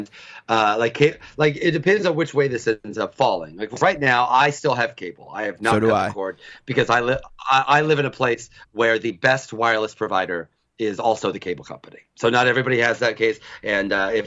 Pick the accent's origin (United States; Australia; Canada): United States; I was born in the United States in 1975